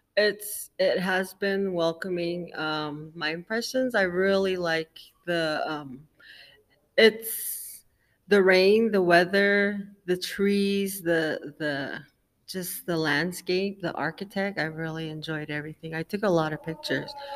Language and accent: English; Mesa, Arizona, United States; I'm from Mesa, Arizona